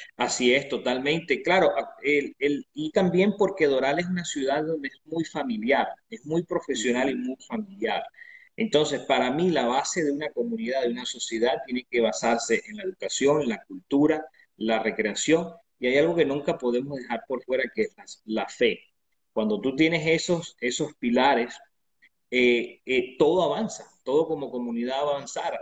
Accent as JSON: {"language": "Spanish", "country": "Venezuela", "tie": "born or raised there", "moved": "yes", "said": "una persona que nació en Venezuela"}